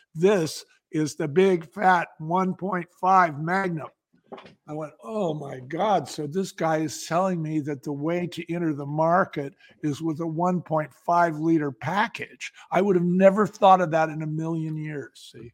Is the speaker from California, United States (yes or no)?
yes; San Francisco, California, United States; I grew up in San Francisco